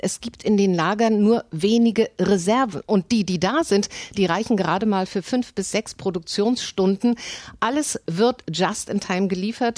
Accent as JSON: {"language": "German", "region": "Berlin", "country": "Germany", "said": "mir als Berliner"}